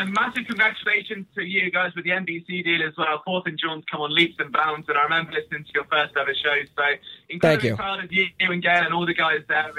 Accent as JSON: {"language": "English", "region": "England", "country": "United Kingdom", "said": "I'm British and, you know, living in England."}